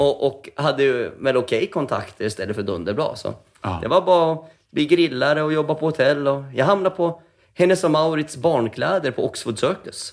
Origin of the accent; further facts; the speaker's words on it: Västerås, Västmanland, Sweden; moved away as an adult; jag är född i Västerås, och, som min yngsta stora syster också är. Eh, och min äldsta är född i Finland. Och så vart det Västerås i typ 19 år.